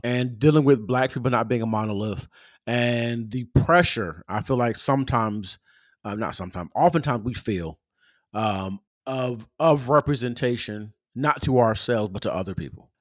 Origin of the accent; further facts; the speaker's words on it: Pomona, California, United States; I'm from Southern California, uh, from Pomona, California